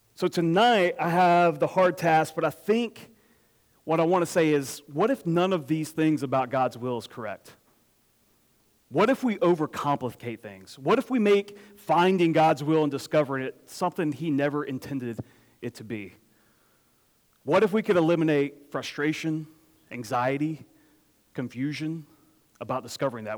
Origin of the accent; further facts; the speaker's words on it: Apex, North Carolina, United States; I grew up in Apex, which is where Julian I uh, grew up